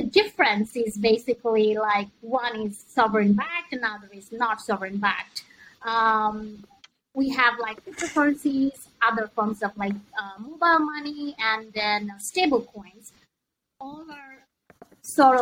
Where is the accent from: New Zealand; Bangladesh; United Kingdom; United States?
Bangladesh; now in Hong Kong; I'm originally from Bangladesh